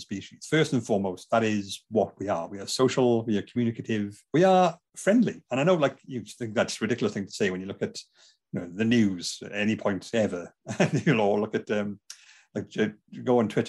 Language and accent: English; Bridgend, Wales, United Kingdom; I'm from Bridgend, South Wales